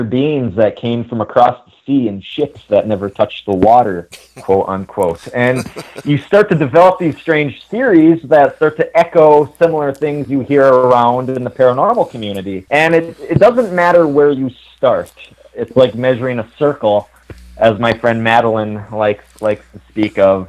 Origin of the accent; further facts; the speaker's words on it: Ironwood, Michigan, United States; I'm from a very small town called Ironwood, Michigan. It's located at the very western tip of the Upper Peninsula that borders Wisconsin